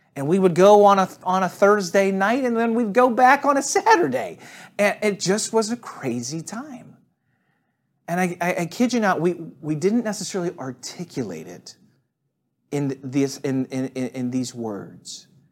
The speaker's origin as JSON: {"language": "English", "town": "St. Louis", "region": "Missouri", "country": "United States", "moved": "yes", "lives_now": "Atlanta, United States", "said": "I talk about Saint Louis a fair amount. I'm one of those people that's kinda crazy about where they're from"}